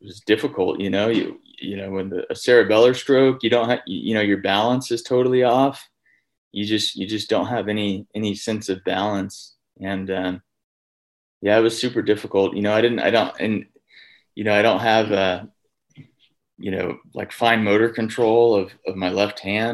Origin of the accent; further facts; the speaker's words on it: Texas, United States; moved away; I'm from Texas originally.